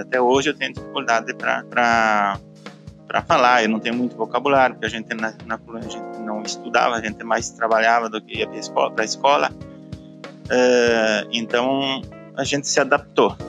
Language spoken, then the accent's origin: Portuguese; Caxias do Sul, Rio Grande do Sul, Brazil; now in Galópolis, Brazil; eu nasci em Santa Lúcia do Piauí, que é um distrito de Caxias do Sul, e eu vim morar pra, em Galópolis aos 16 anos de idade